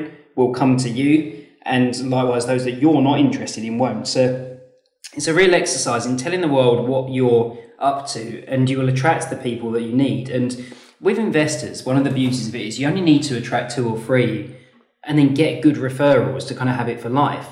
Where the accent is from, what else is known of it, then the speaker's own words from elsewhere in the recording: Leeds, Yorkshire and the Humber, United Kingdom; we're from Leeds, based up north